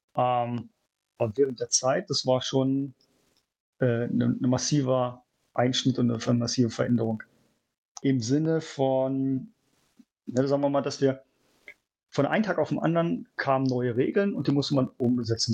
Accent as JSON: {"language": "German", "country": "Germany", "moved": "as an adult", "lives_now": "Shanghai, China", "said": "Vor allem als Deutscher"}